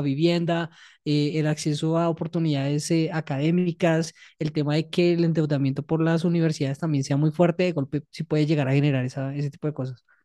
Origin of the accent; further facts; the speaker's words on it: Colombia; nosotros como colombianos y colombianas